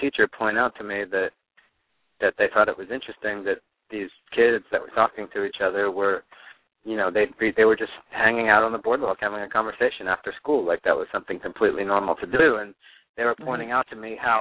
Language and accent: English; Neptune, New Jersey, United States; also born or lived in Honolulu, Hawaii; I grew up in New Jersey, and I moved around a lot within New Jersey, but from about, like, 6 or 7 years old on, I was on the Jersey Shore, mostly in the town of Ocean Grove and Neptune